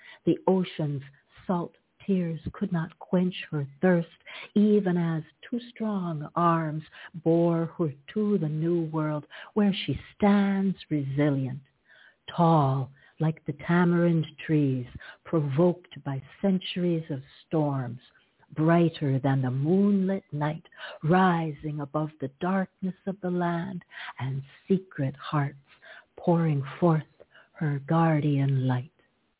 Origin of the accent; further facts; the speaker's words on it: Toronto, Ontario, Canada; also born or lived in Hartford, Connecticut, United States; I was born in Hartford, Connecticut, the insurance city, and I was raised in Canada, in Toronto.